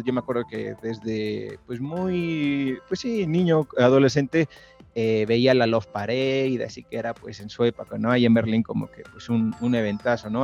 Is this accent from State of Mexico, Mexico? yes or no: no; Mexico City, Mexico; also born or lived in Tepoztlán; yo soy de la Ciudad de México